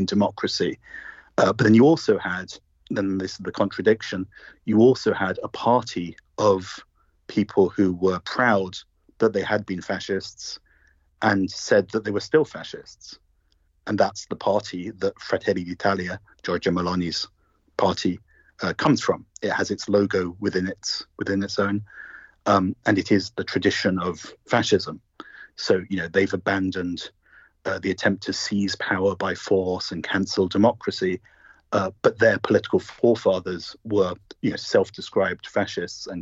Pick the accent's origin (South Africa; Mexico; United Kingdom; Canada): United Kingdom; as you'll guess from my accent, I'm British myself.